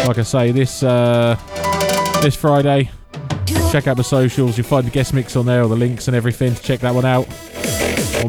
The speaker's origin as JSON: {"language": "English", "area": "Norfolk", "region": "East of England", "country": "United Kingdom", "said": "I'm from Norfolk."}